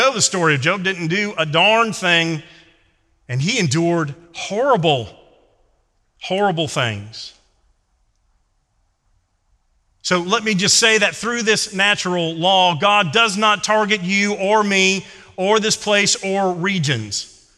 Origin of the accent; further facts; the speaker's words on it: Louisiana, United States; Growing up in Louisiana, my dad's side of the family still is in New Orleans.